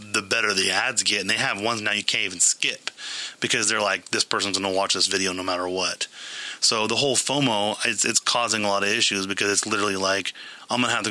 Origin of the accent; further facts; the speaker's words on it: Modesto, California, United States; we're from Modesto or the area